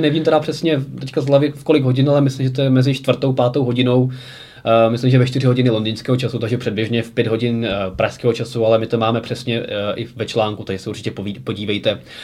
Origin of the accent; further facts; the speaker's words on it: Prague, Czechia; u nás v Praze